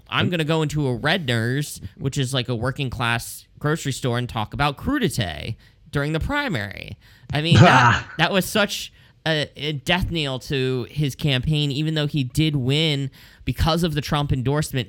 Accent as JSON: {"language": "English", "region": "Pennsylvania", "country": "United States", "said": "my home state"}